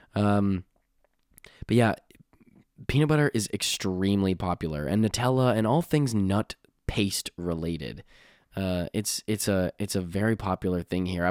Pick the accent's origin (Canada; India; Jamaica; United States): Canada; I'm from Canada